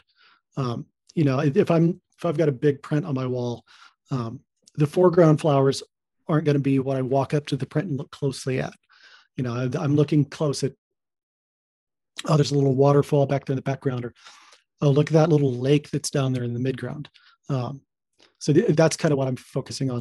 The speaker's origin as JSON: {"language": "English", "town": "Portland", "region": "Oregon", "country": "United States", "tie": "born or raised there", "said": "I grew up in Portland. You know, just 30 minutes away from Mount Hood"}